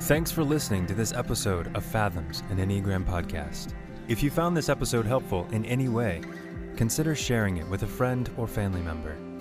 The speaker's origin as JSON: {"language": "English", "country": "United States"}